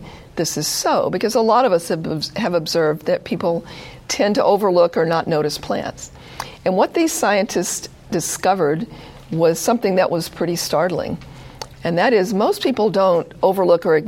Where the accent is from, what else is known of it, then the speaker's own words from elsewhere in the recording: the South, United States; moved away; I grew up in the South